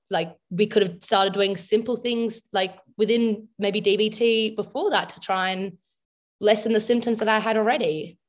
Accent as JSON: {"language": "English", "region": "South Australia", "country": "Australia", "said": "I'm from South Australia, in Australia."}